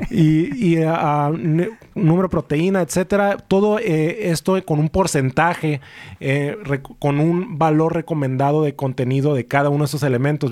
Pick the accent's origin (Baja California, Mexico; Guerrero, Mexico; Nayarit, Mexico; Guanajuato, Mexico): Baja California, Mexico; Tijuana; yo soy mexicano, nací aquí en Tijuana